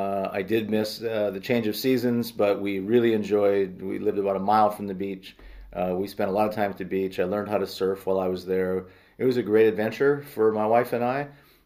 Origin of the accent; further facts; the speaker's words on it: Maple Grove, Minnesota, United States; moved away as an adult; now in Nebraska, United States; I'm originally from Minnesota. I grew up in the Twin Cities suburbs. Back in those days, those suburbs were more like dairy farming communities, which all of a sudden turned into urban sprawl.